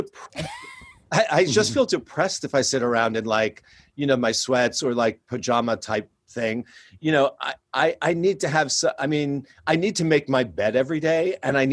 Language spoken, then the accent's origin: English; New York City, New York, United States; when I was growing up in New York City